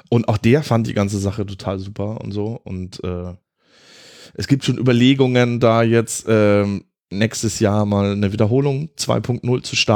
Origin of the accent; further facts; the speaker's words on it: Southern Germany, Germany; ich komme ja ursprünglich aus Süddeutschland. Ähm, konnte auch ganz lange mit Grünkohl gar nicht so viel anfangen